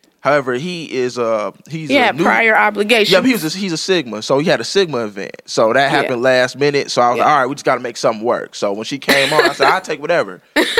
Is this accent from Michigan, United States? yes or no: yes; Detroit, Michigan, United States; I just started the podcast with my boy Dwight McDonald called Wise Guys. It's pretty much talking about our experiences being born and raised in Detroit